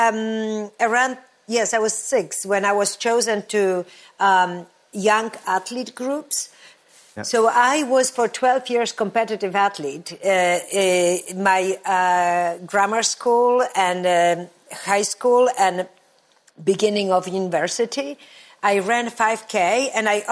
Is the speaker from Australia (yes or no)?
no; Olecko, Warmian-Masurian Voivodeship, Poland; moved away; also born or lived in Warsaw; I come from this beautiful touristy area, Olecko. And that's where I grew up.